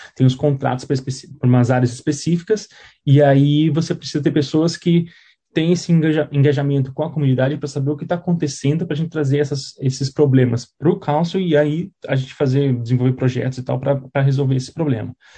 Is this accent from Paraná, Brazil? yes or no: yes; Curitiba, Paraná, Brazil; moved away as an adult; now in New Zealand; Eu sou de Curitiba